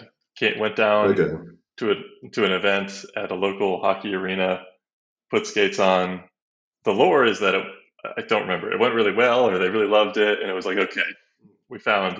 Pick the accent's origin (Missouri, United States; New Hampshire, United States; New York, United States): New Hampshire, United States; now in Austin, United States; I grew up in New Hampshire